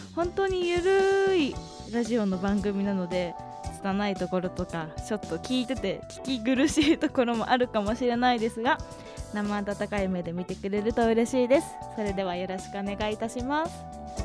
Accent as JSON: {"language": "Japanese", "region": "Hokkaido", "country": "Japan", "tie": "born or raised there", "moved": "as an adult", "lives_now": "Tokyo, Japan", "said": "出身は北海道です。生まれてからずっと北海道のまあまあ田舎で育ってきました東京に来たのは2年ぐらい前で"}